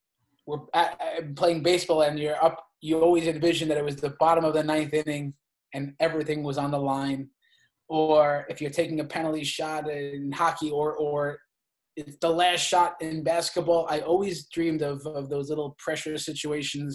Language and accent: English; Brentwood, New York, United States; also born or lived in Bronx, New York; I was born in the Bronx in New York, and my mom and dad moved out to Long Island when I was probably 3 years old